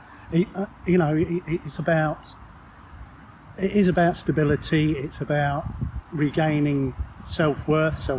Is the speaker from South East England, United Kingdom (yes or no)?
no; Peterborough, East of England, United Kingdom; Born and bred in Peterborough.